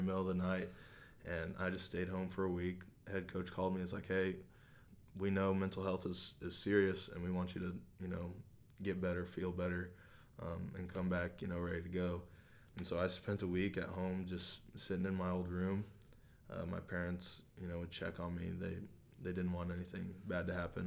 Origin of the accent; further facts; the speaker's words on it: Hamilton, Missouri, United States; I grew up in Hamilton. It's a small town, uh, just south of Maryville.